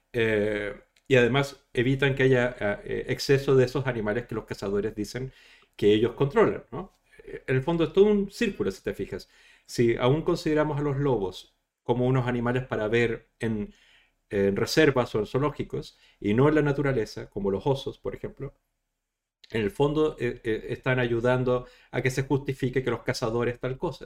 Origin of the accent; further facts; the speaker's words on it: Chile; moved away; soy de Chile originalmente